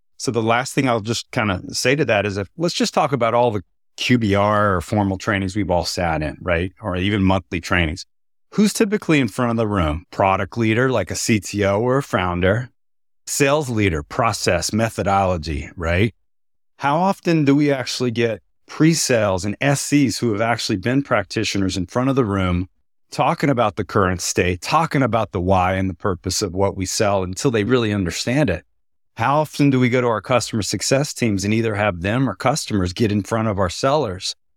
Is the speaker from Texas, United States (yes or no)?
yes; Texas, United States; I'm from Texas.